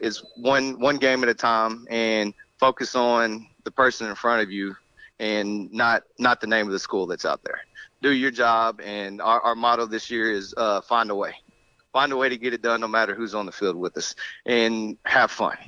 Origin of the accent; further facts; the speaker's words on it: Rockdale, Texas, United States; moved away as an adult; also born or lived in DeSoto, Texas / Little Elm, Texas; I grew up in Rockdale, right outside of Austin. My parents still live there